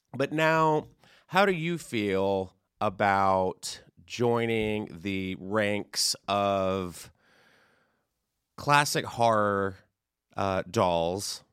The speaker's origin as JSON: {"language": "English", "region": "Texas", "country": "United States", "said": "I am from Texas as well"}